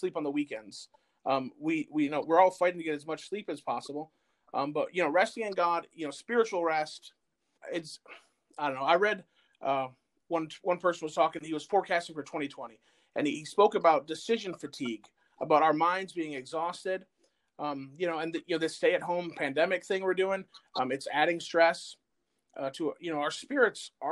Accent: Flint, Michigan, United States; now in New Cumberland, United States; I'm originally from Flint, Michigan

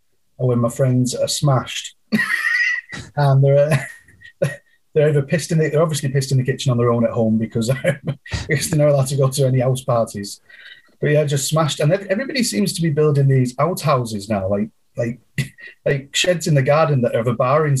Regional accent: Clitheroe, North West England, United Kingdom; moved away as an adult; now in Canada; I moved over to England when I was 3 months old

